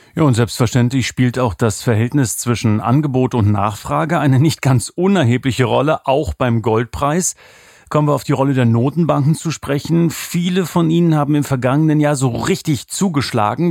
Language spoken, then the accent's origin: German; East Germany, Germany; now in Swabia, Germany; Ich bin ja ein Ossi im Schwabenland